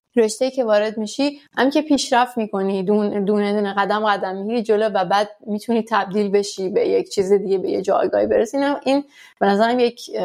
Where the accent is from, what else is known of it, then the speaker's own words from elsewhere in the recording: Iran; moved away as an adult; now in France; ماها که در حال با تو ایران بزرگ شدیم